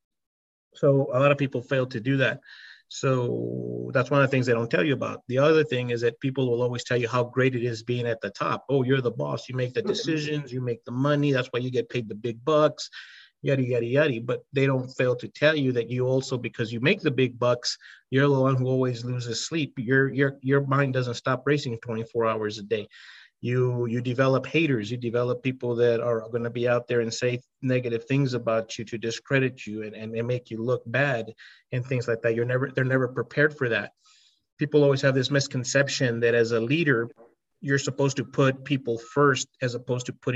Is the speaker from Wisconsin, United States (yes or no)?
no; El Paso, Texas, United States; I was from El Paso, Texas, and Hispanic